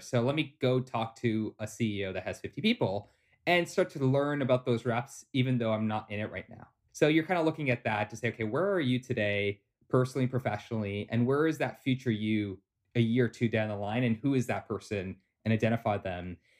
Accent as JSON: {"language": "English", "town": "Toronto", "region": "Ontario", "country": "Canada", "tie": "born or raised there", "said": "born and raised in Toronto, Canada"}